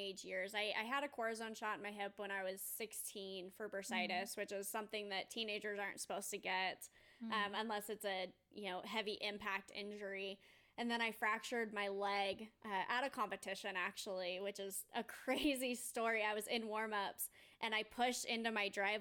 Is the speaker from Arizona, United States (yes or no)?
yes; Mesa, Arizona, United States; I grew up in Mesa, Arizona. So it's a suburb of Phoenix